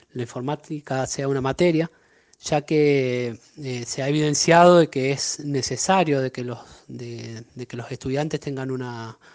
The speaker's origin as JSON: {"language": "Spanish", "town": "La Paz", "region": "Mendoza", "country": "Argentina", "said": "Em, soy de La Paz Mendoza."}